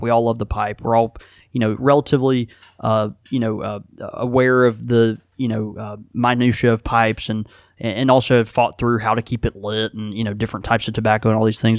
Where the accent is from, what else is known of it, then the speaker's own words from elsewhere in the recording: Houston, Texas, United States; now in Mississippi, United States; I was born in Houston, Texas